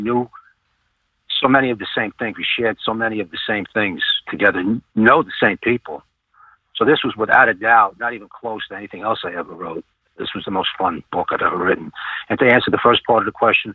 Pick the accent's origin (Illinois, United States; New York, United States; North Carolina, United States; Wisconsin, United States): New York, United States; New York City; moved away as an adult; now in southwestern Pennsylvania, United States; I'm a New Yorker